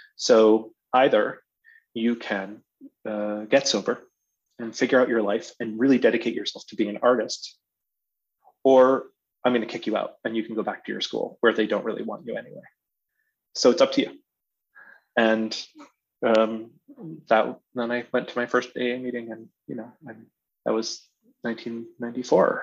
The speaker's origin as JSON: {"language": "English", "town": "Amherst", "region": "Massachusetts", "country": "United States", "tie": "born or raised there", "moved": "yes", "lives_now": "Minneapolis, United States", "said": "I grew up in Amherst, Massachusetts."}